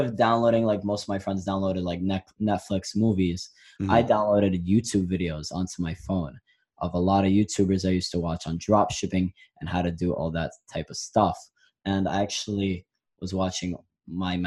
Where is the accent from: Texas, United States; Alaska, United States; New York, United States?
New York, United States; New York City; I'm from Brooklyn, New York, 17 years old